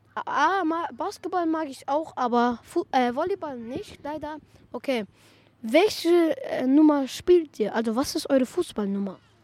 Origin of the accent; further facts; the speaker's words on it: Salzburg, Austria; Ich bin hier in Salzburg geboren.